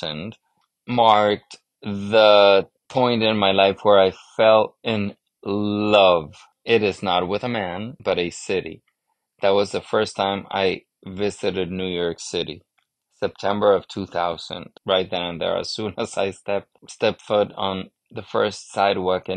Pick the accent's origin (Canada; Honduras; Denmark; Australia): Honduras; moved away; I grew up in Honduras in Central America, but I grew up in a very American-influenced society.